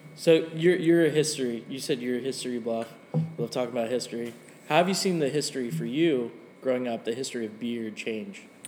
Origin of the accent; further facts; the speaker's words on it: Nevada, United States; now in Tulsa, United States; I'm originally from Nevada